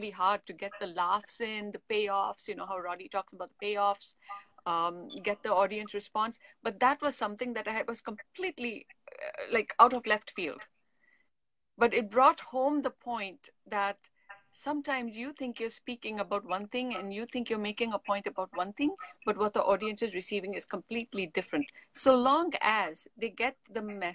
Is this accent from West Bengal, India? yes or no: no; Mumbai, Maharashtra, India; first language English; moved away; also born or lived in France; I grew up in India, you know, where they have 32 languages